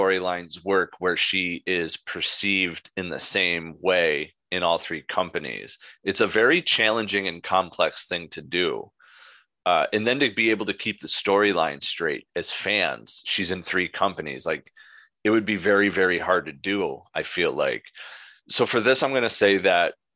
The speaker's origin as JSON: {"language": "English", "area": "45 minutes from Syracuse", "region": "New York", "country": "United States", "tie": "born or raised there", "said": "Moose went to college 45 minutes away from my hometown, Syracuse University"}